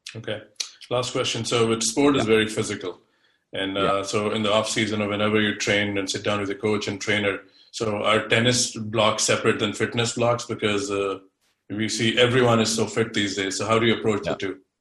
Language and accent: English; India; now in United States; I'm originally from India, but now I'm based in states.